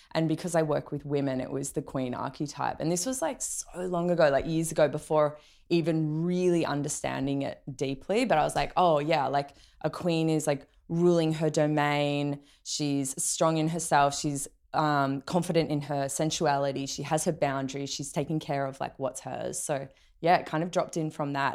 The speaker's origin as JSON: {"language": "English", "country": "Australia", "tie": "born or raised there", "said": "growing up in Australia"}